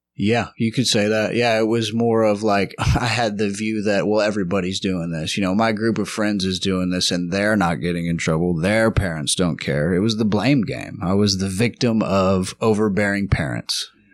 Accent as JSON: {"language": "English", "town": "Lubbock", "region": "Texas", "country": "United States", "also_born_or_lived": "Houston, Texas", "moved": "yes", "said": "I am originally from Lubbock, Texas"}